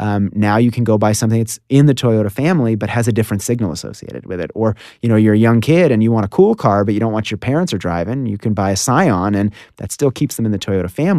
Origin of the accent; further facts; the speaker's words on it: Washington, District of Columbia, United States; Washington, D.C.